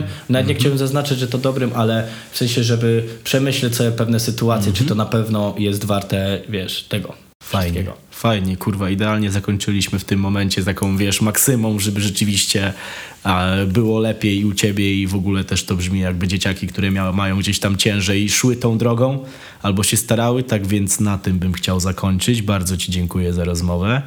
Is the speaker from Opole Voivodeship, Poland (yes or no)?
no; Żory, Silesian Voivodeship, Poland; moved away as an adult; now in Kraków, Poland; ja pochodzę z bardzo starej, chujowej dzielni na mm -hmm. żorach